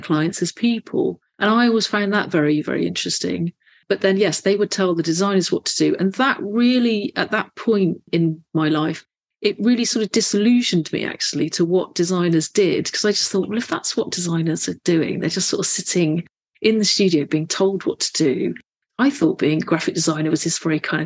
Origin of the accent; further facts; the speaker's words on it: Bristol, South West England, United Kingdom; So I grew up in Bristol, went to a local secondary school on the sort of suburbs of Bristol